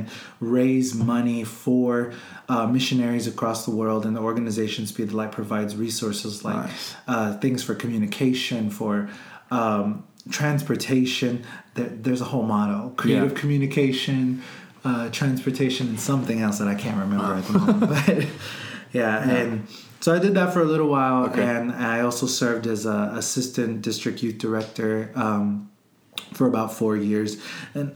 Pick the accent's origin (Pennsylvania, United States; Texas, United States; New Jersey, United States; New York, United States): Texas, United States; Houston; also born or lived in San Antonio; I was born and raised here in Houston